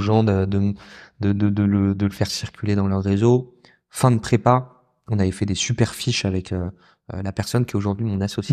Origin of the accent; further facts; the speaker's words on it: southern France, France; moved away; j'ai grandi dans le sud de la France